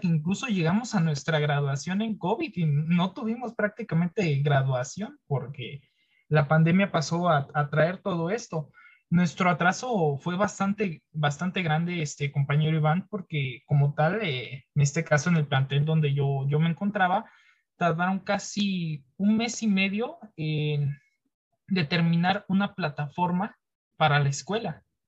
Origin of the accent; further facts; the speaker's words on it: Mexico; moved away; yo soy de otro estado, en este caso no soy de la Ciudad de México